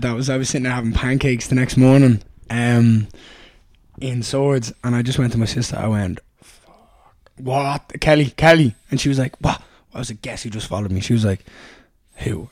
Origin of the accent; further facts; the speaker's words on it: Dublin, Leinster, Ireland; I grew up in Raheny